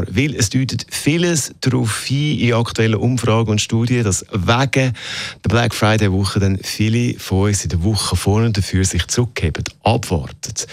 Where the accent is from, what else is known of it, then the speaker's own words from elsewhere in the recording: Switzerland; bei uns in der Schweiz